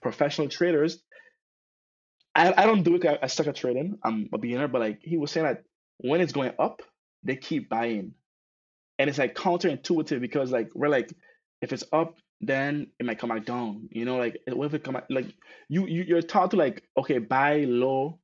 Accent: Sint Maarten; now in Netherlands; I grew up in St. Martin

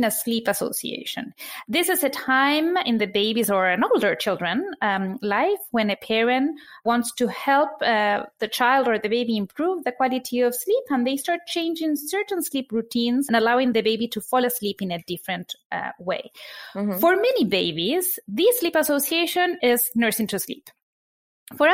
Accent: Argentina; now in New York, United States; I am originally from Argentina. I live in New York.

